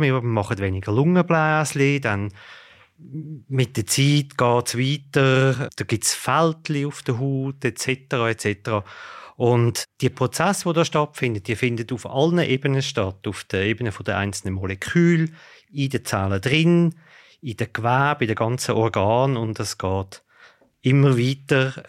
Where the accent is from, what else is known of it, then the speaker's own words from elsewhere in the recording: Switzerland; bei uns in der Schweiz